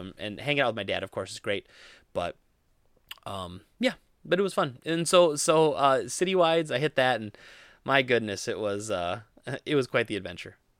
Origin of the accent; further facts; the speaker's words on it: Rochelle, central Wisconsin, United States; I grew up in Rochelle, uh, and that's where my family still lives